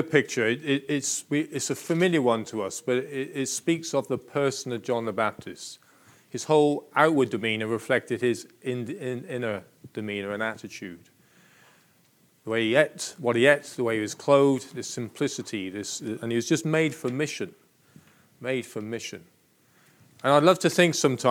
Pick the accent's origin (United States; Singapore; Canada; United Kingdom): United Kingdom; Plymouth, South West England; I was born and bred in Plymouth